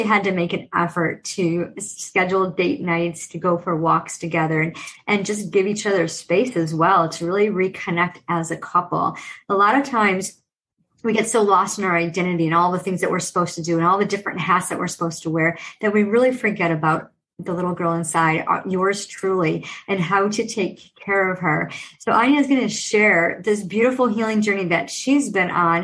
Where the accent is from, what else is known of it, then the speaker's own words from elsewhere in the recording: United States; growing up in America